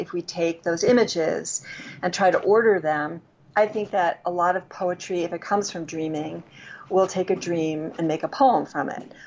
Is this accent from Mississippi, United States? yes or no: no; New York City, New York, United States; moved away; I grew up in New York City, so I would go to Connecticut or places by the shore for the summer.